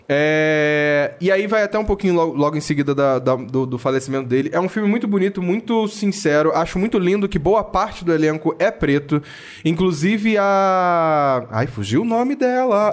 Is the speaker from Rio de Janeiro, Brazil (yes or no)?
yes; Niterói, Rio de Janeiro, Brazil; São Gonçalo, cidade vizinha da minha, que eu sou de Niterói